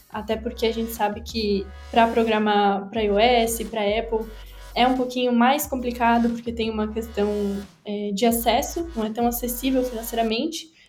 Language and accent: Portuguese; Blumenau, Santa Catarina, Brazil; tenho 21 anos, sou aqui da cidade de Blumenau, em Santa Catarina